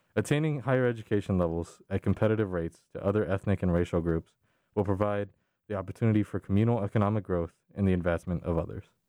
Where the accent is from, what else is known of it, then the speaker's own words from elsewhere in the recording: San Antonio, Texas, United States; moved away; I was born and raised in San Antonio.